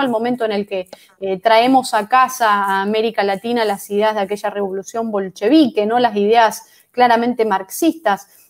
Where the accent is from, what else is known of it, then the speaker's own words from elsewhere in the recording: Argentina; que estamos viviendo hoy los, los argentinos